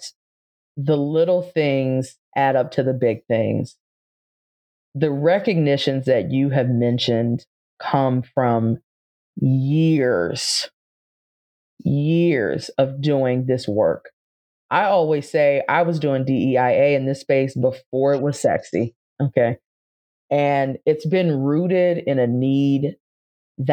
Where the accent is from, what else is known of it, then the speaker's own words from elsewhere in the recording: Charles County, Southern Maryland, United States; moved away as an adult; also born or lived in Rome, Italy; I grew up in Charles County, Southern Maryland, a kind of suburban, rural area.